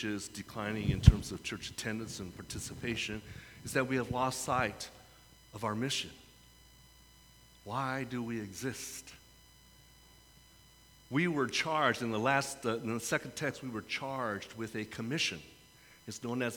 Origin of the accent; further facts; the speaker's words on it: San Francisco, California, United States; I come from San Francisco.